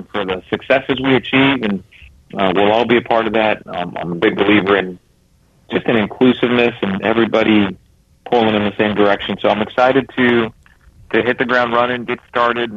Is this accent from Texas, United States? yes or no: yes; Texas, United States; moved away as an adult; I grew up in Texas